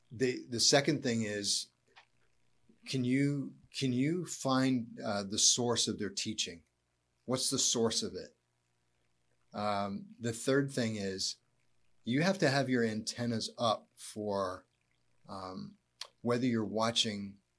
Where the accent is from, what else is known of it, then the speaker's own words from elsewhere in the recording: United States; being an American